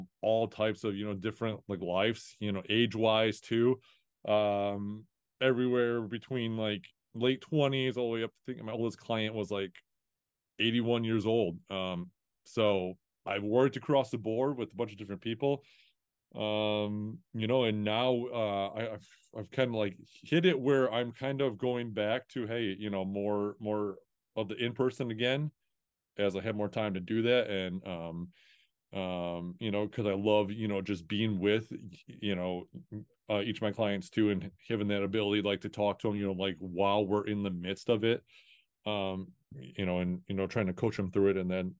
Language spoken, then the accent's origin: English; Toledo, Ohio, United States; I'm just from, I'm from Toledo, Ohio. Like, I have no business knowing anybody from outside this area, you know?